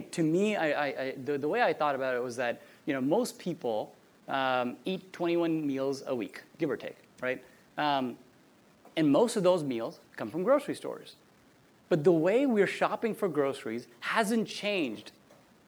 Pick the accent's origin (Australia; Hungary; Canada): Canada; now in San Francisco, United States; I grew up in a small town in Canada.